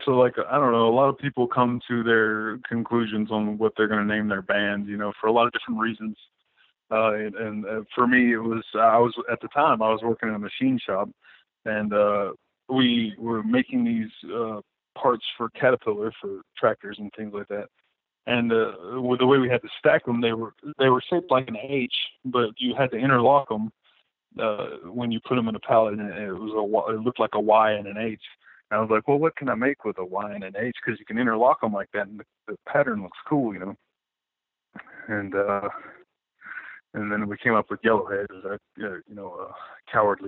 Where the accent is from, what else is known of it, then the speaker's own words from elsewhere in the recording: Alabama, United States; moved away as an adult; also born or lived in New Orleans, Louisiana; now in Wisconsin, United States; Originally, I'm from Alabama. Well, I grew up in Alabama. I was born in New Orleans, but I moved up here on a whim after I got out of the Air Force